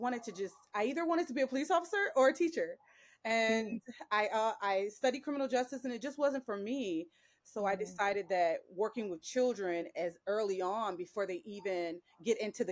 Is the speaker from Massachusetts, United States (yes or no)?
no; Cleveland, Ohio, United States; I grew up in Cleveland, Ohio, and I went to public schools in Cleveland, Ohio